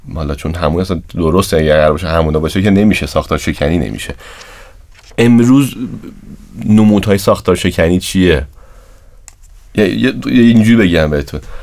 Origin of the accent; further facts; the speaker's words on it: Tabriz, East Azerbaijan, Iran; تو جامعه خودمون تو همون ایران تو شهر خودمون تو تبریز